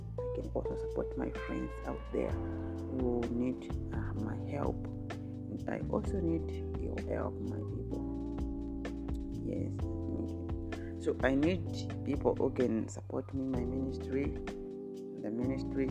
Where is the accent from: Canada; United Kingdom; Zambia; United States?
Zambia; from Zambia